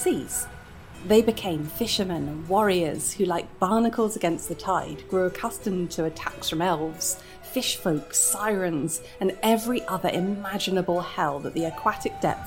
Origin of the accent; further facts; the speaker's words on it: United Kingdom; in my home country of the UK